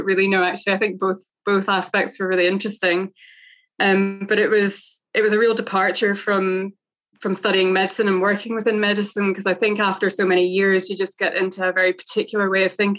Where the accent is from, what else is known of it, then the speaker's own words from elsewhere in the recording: Scotland, United Kingdom; also born or lived in Northern Ireland / United States; I was born in Northern Ireland, but have never really lived there, although I have a lot of family there. And I actually lived out in the US. My parents commuted over, they emigrated over there when I was a baby. And I remember being at kindergarten, and then we moved to Scotland when I was about six.